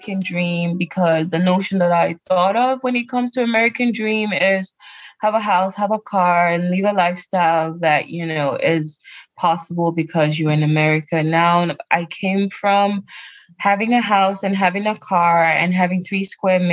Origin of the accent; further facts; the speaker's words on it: Cameroon; moved away as an adult; now in United States; I enjoyed growing up with my family, with my siblings. I was in Cameroon